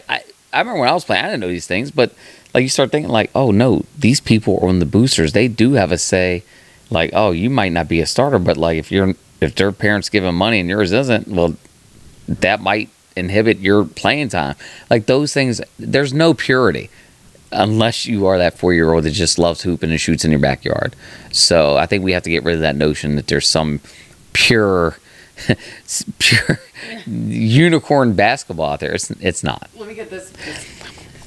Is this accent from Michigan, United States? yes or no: no; West Virginia, United States; as someone that came up in West Virginia sports